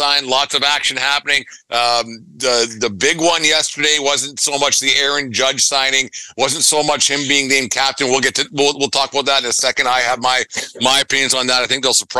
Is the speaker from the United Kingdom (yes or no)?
no; Western Canada, Canada; I'm from Western Canada